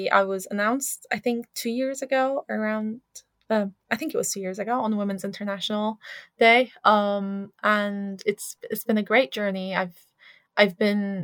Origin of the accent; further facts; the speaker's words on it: Syria; now in United Kingdom; my home country in Syria, I am still in touch with family